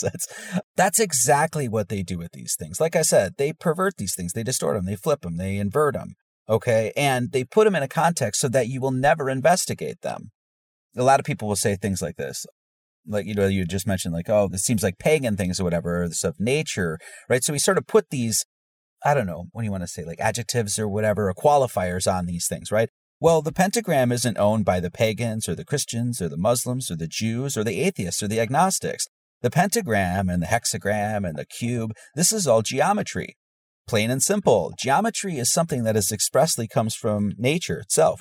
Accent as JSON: {"language": "English", "region": "Wisconsin", "country": "United States", "tie": "born or raised there", "also_born_or_lived": "Hawaii", "moved": "as an adult", "said": "I grew up in the Bible Belt in Wisconsin"}